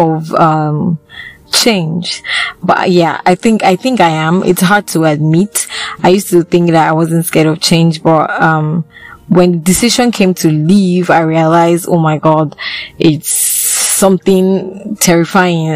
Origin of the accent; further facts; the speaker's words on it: Benin City, Edo, Nigeria; moved away; also born or lived in Lagos, Nigeria; I was born in Benin, then I went to Lagos. I stayed in Lagos for a couple of years, then I came back to Benin